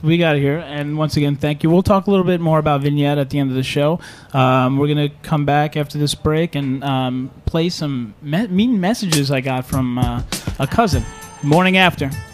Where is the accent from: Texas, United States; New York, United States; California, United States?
New York, United States; New York City; moved away; I'm originally from Staten Island